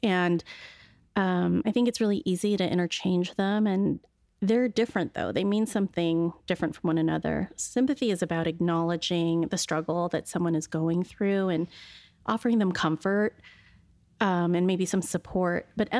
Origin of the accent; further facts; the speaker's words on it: Pacific Northwest, United States; And we're both born and raised in the Pacific Northwest.